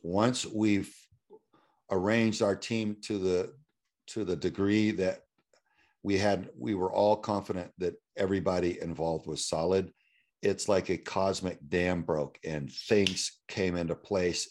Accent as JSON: {"language": "English", "town": "Houston", "region": "Texas", "country": "United States", "tie": "born or raised there", "said": "that I had grown up, uh, there's a street called nineteen sixty, uh, North side of Houston that a lot of my friends lived on"}